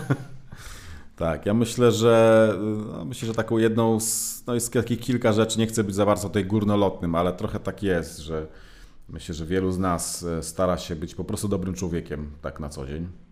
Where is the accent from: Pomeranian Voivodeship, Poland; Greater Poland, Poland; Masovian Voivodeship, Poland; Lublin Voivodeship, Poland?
Pomeranian Voivodeship, Poland; Gdynia; moved away as an adult; now in Warsaw, Poland; ja akurat pochodzę z Gdyni, z, z Trójmiasta